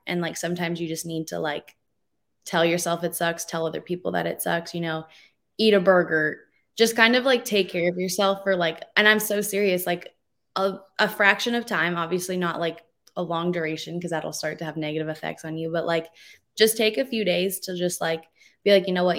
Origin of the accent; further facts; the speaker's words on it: Calgary, Alberta, Canada; moved away as an adult; now in Utah, United States; I'm a Canadian, so I was born and raised in Calgary, Alberta